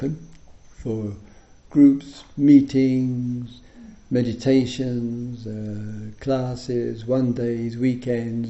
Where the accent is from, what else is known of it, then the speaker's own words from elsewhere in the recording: England, United Kingdom; I'm in the Buddhist tradition, I'm English, or I'm a Dharma teacher